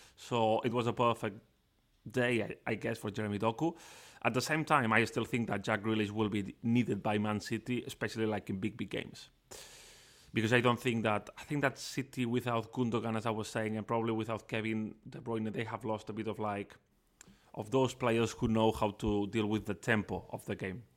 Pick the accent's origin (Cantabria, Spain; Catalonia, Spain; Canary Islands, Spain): Catalonia, Spain; Barcelona; also born or lived in Manchester; I am from Barcelona, I'm Catalan